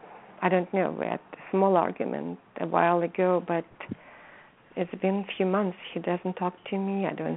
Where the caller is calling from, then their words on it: California, United States; I'm calling from California.